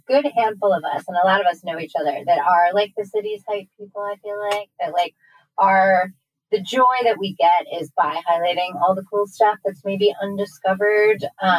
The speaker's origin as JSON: {"language": "English", "region": "Maryland", "country": "United States", "tie": "born or raised there", "also_born_or_lived": "Arkansas", "moved": "as an adult", "lives_now": "Richmond, United States", "said": "I packed it up and I moved to Arkansas. Then I moved back to my hometown, which is Maryland."}